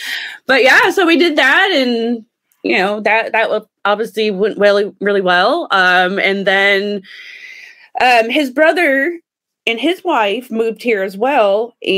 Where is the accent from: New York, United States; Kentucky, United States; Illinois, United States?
Illinois, United States; also born or lived in Texas / Alabama; now in Las Vegas, United States; I'm actually from Illinois. I was born in Illinois.